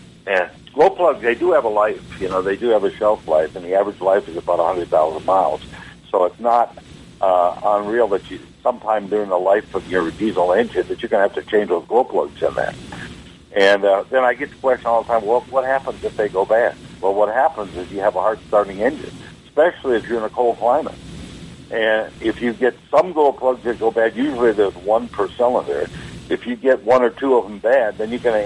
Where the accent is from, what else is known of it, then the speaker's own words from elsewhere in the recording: Wisconsin, United States; moved away; I'm from Wisconsin originally, and up there it gets quite cold